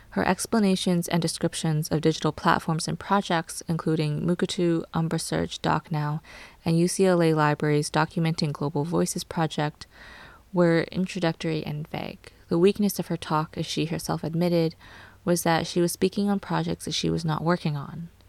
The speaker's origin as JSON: {"language": "English", "country": "Canada", "said": "I am Cantonese Canadian and part of the Hong Kong diaspora."}